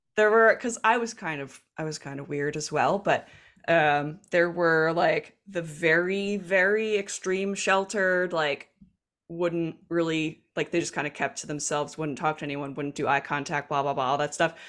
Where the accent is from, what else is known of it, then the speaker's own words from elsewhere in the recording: New Jersey, United States; accent: Jersey; I grew up in South Jersey